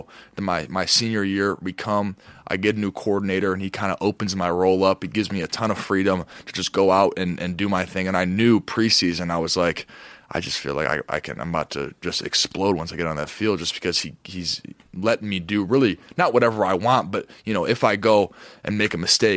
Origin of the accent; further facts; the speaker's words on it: Michigan, United States; I grew up in Michigan, too